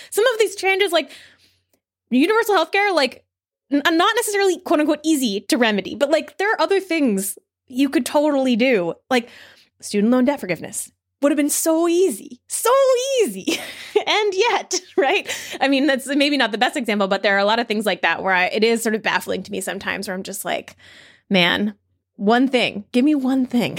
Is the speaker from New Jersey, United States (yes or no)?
yes; New Jersey, United States; also born or lived in New York City; now in Berkeley, United States; I come from New York City, I'm originally from New Jersey